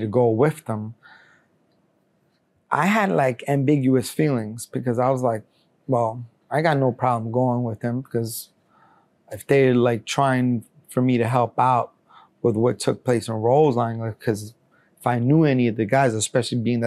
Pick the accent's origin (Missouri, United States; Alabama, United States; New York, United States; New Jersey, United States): New York, United States; New York City; also born or lived in Colombia; being raised at such a young age in the United States, I was already considering myself an American